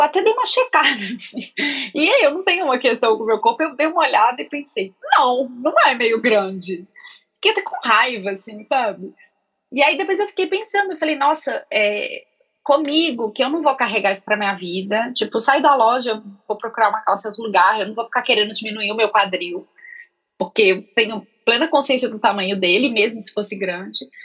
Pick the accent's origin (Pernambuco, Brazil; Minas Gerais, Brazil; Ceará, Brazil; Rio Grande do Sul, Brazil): Minas Gerais, Brazil; Belo Horizonte; moved away as an adult; now in São Paulo, Brazil; quando eu mudei para São Paulo, porque eu sou de Belo Horizonte